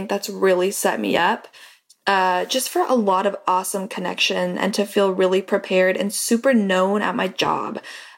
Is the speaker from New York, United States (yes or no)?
no; Seattle, Washington, United States; Like I'm from Seattle. I moved to this new company, this new school, and nobody had any idea who I was.